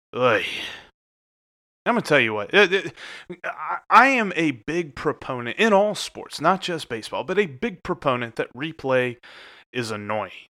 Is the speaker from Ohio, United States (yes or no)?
yes; Cincinnati, Ohio, United States; Being here in Cincinnati in February, I love my hometown